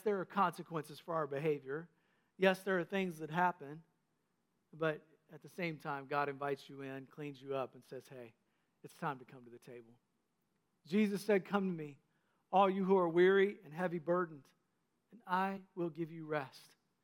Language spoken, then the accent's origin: English; North Carolina, United States; When I was a kid growing up in North Carolina, my papaw and mamaw owned a nursing home that they started